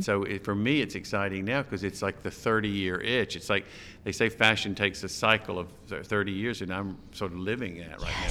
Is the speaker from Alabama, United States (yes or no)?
yes; Alabama, United States; moved away as an adult; now in New York, United States; I'm from Alabama